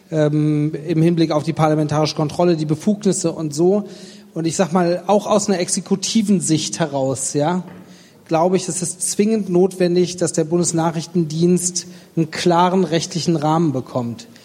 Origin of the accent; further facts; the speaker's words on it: Stuttgart, Baden-Württemberg, Germany; ich bin Stuttgarter